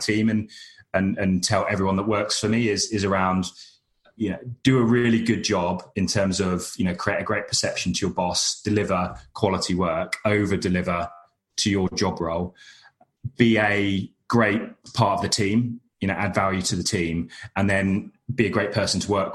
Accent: United Kingdom; accent: monotone British; my monotone British accent

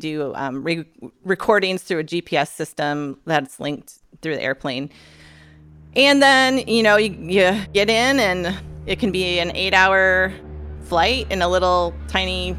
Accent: Grand Rapids, Michigan, United States; moved away as an adult; now in Alaska, United States; I grew up in Grand Rapids, Michigan

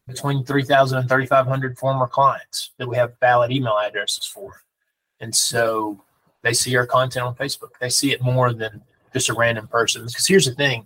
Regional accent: Danville, Alabama, United States; now in Huntsville, United States; I grew up right here. I remember when this Dollar General was built. I went to high school right across the street at Danville High School

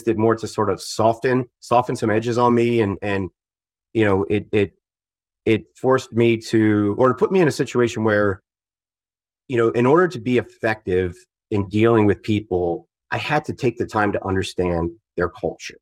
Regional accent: Southeastern Pennsylvania, United States; moved away as an adult; also born or lived in Syracuse, New York; I'm from Southeastern Pennsylvania

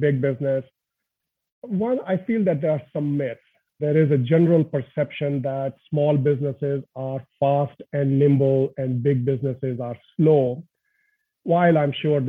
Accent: India; moved away; born and brought up in India, humble family, and really grew up in a family where my dad was getting transferred every couple of years

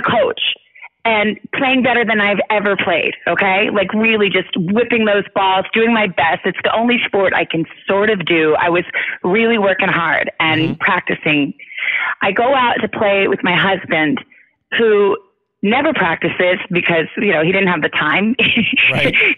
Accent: Tucson, Arizona, United States; moved away; I grew up in Tucson, Arizona

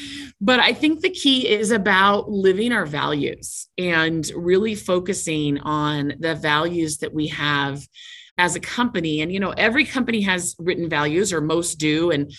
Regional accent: Seattle, Washington, United States; now in Utah, United States; And I come from Seattle. I moved down to Utah for this role.

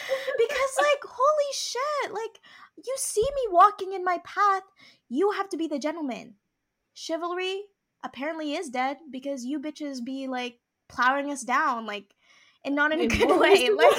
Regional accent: Philippines; Yes, I am Filipino.

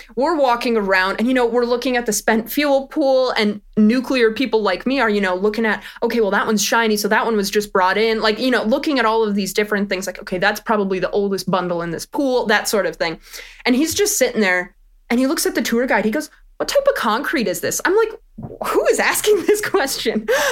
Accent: Wisconsin, United States; I'm from Wisconsin

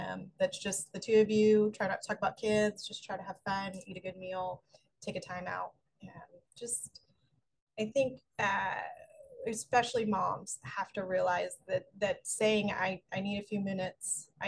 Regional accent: Philadelphia, Pennsylvania, United States; I am from Philadelphia, so the Phillies going all the way to the World Series, but losing to the Astros, still a lot of hope.

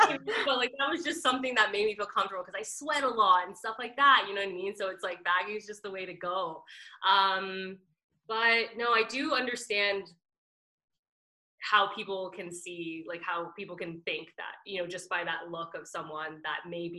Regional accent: Trinidad & Tobago; The only thing I know that I'm Trinidadian for like dancing, like that instant groove is just like in me.

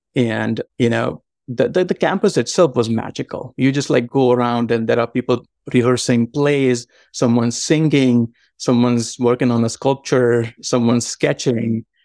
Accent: Mumbai, Maharashtra, India; moved away as an adult; also born or lived in Savannah, Georgia, United States; now in Georgia, United States; I was born and raised in Mumbai, in a suburb of Mumbai called Villaparle.

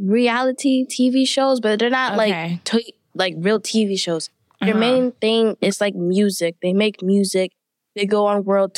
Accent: New York City, New York, United States; also born or lived in Queens; I was born in Queens, raised in the Bronx as well

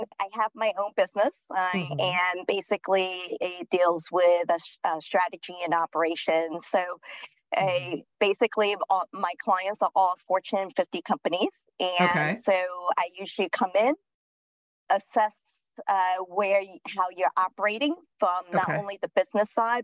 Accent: New York City, New York, United States; moved away as an adult; also born or lived in London / Seattle / Washington, District of Columbia, United States; now in Charlotte, United States; I'm originally from New York City, born and raised in Manhattan, lived there most of my life.

